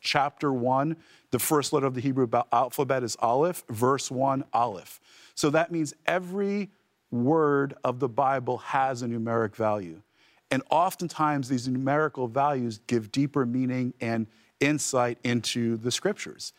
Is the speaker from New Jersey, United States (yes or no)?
yes; New Jersey, United States; I'm actually from the Holy Land, New Jersey